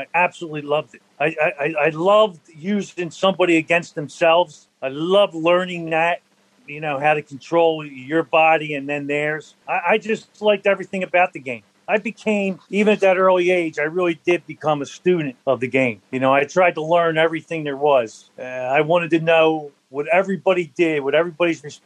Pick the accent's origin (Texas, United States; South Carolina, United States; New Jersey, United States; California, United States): New Jersey, United States; Deptford; I grew up in Deptford